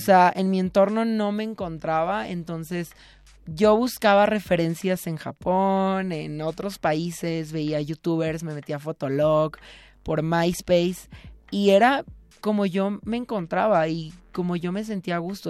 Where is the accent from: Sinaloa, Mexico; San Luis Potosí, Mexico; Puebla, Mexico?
Sinaloa, Mexico; Mazatlán; now in Mexico City, Mexico; yo estudié en una escuela católica toda mi vida y soy de Mazatlán, Sinaloa